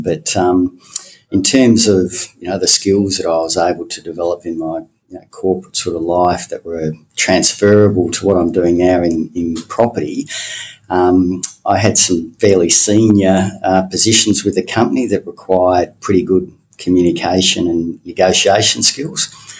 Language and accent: English; Tasmania, Australia; Fantastic. Love Tassie. People are great. Lots of places to see. Cascade Draft was very tasty. It was a good place to grow up in. Loved living there.